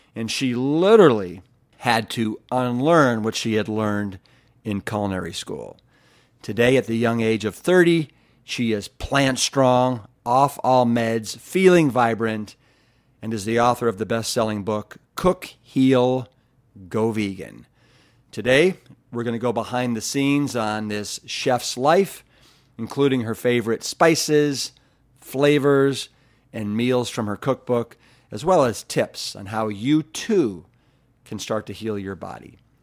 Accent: Cleveland, Ohio, United States; moved away; also born or lived in Austin, Texas; I'm from Cleveland, Ohio

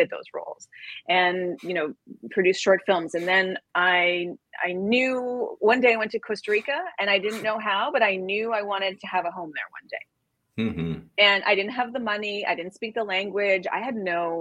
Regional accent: Canada; now in New York, United States; I'm originally from Canada. I live in New York now with my family.

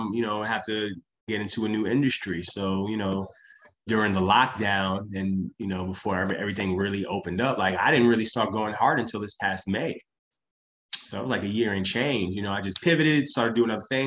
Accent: New York City, New York, United States; I'm from Brooklyn

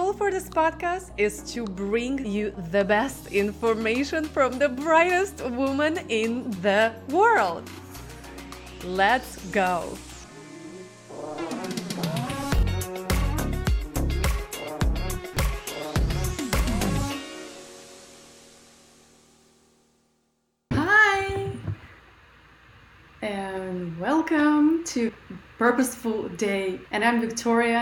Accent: Russia; moved away; I grew up in Russia, very poor, eating only potatoes and onions.

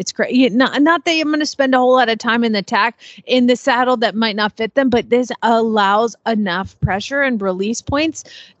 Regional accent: the South, United States; accent: Southern, Oklahoma; my accent, my Southern accent is tipping very Oklahoma these days because I hear it all the time.

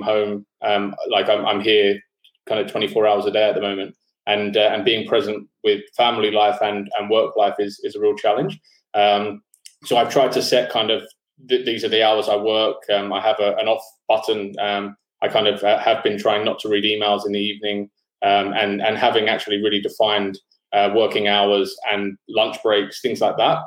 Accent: London, United Kingdom; moved away as an adult; now in Sydney, Australia; I'm from London originally, but I've been living in Sydney for the last 10 years.

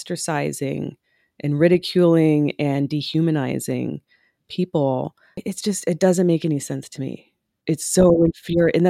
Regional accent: Oklahoma, United States; moved away; I was born in Oklahoma

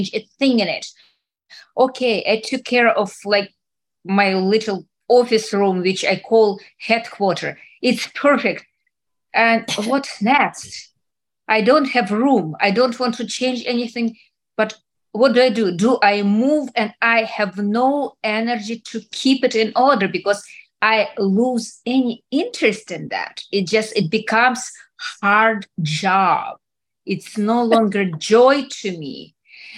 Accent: Russia; moved away; I grew up in Soviet Russia

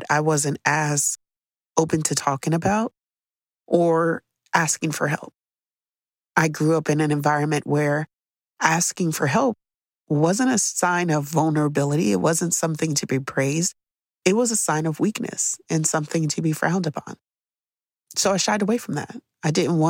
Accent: United States; growing up in America

